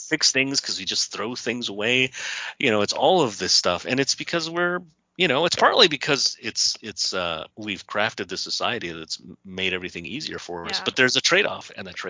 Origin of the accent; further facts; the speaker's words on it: California, United States; moved away as an adult; also born or lived in New York; I was very poor when I was raised in California